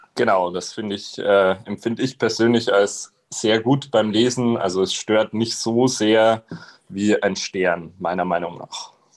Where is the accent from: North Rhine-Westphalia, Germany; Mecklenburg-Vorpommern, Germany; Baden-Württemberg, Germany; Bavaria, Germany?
Bavaria, Germany; Regensburg; ich komme ja aus der Single-Hauptstadt in Deutschland, aus Regensburg